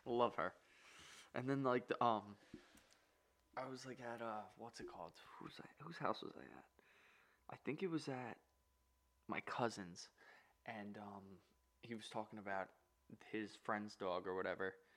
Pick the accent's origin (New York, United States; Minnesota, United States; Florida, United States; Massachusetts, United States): New York, United States; We're from New York